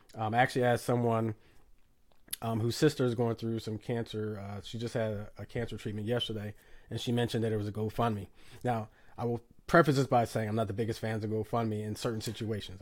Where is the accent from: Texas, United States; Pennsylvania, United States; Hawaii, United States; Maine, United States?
Pennsylvania, United States; Philadelphia; it's my hometown. Listen, I love Philly